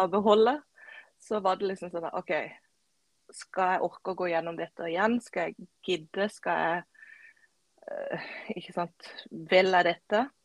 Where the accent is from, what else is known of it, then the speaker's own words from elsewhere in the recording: Kristiansand, Agder, Norway; Jeg er fra ei lita øy utenfor Kristiansand som heter Flekkerøya.